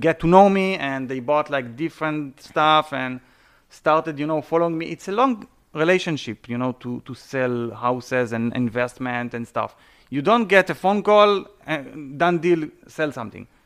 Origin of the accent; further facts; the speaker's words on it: Israel; English is a second language; moved away as an adult; also born or lived in Canada; now in South Florida, United States; I was born and raised in Israel